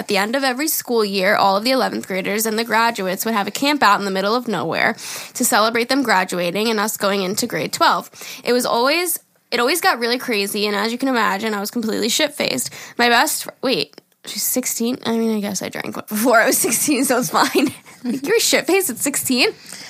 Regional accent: Calgary, Alberta, Canada; I'm 21 from Calgary, Alberta.

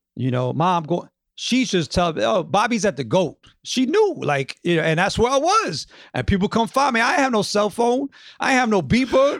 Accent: New York, United States; I grew up in the Upper West Side

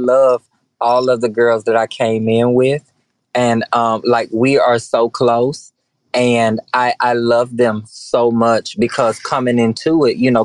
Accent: the South, United States; growing up in the South

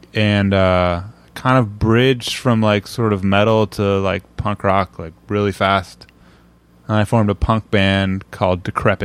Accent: Illinois, United States; born there; also born or lived in Indiana / Brussels; Well, I'm actually, I was born in Illinois and moved around a lot, but yeah. In 1989, I moved to Indiana.

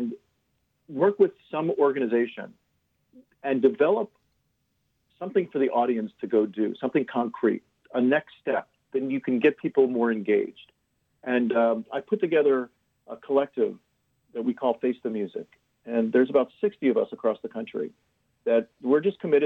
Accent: Lauderhill, Florida, United States; moved away as an adult; also born or lived in North Miami / East Coast / Los Angeles; now in San Francisco, United States; I grew up in, I spent a little time in North Miami, but I grew up in the Fort Lauderdale area in Lauderhill.

